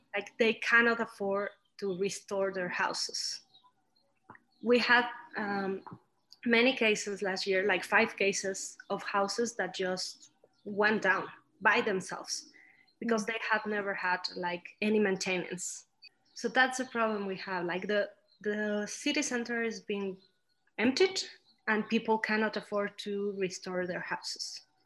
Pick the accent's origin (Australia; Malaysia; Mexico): Mexico; Celaya, Guanajuato; also born or lived in Mexico City, Mexico / Scotland; I went to live here when I was nine years old